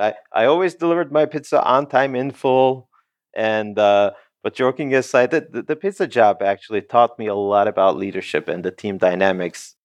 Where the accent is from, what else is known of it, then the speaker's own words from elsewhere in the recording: Turkey; moved away as an adult; also born or lived in Canada / United States / Netherlands; I was born and raised in Turkey, and I, I was there until, um, twenty-eight, twenty-nine